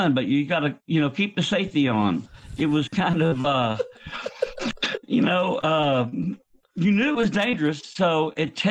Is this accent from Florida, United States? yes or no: yes; Tampa, Florida, United States; moved away; I grew up in Tampa